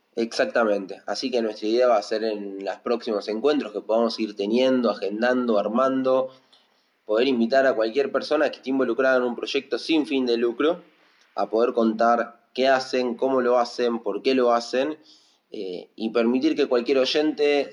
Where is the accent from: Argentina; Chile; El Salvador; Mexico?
Argentina; casi todos los argentinos hicimos algún ajuste